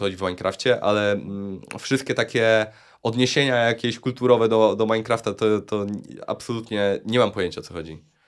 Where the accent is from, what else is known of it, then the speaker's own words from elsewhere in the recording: Luboń, Greater Poland, Poland; Pochodzę z Lubonia